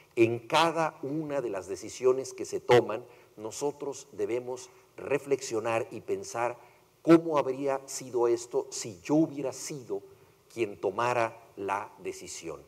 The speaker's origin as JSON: {"language": "Spanish", "country": "Mexico", "said": "yo soy mexicano"}